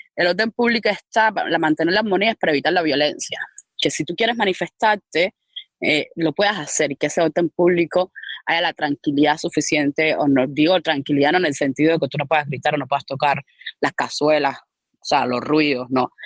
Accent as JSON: {"language": "Spanish", "region": "Havana", "country": "Cuba", "tie": "born or raised there", "said": "yo nací, me crié en Arroyo Naranjo"}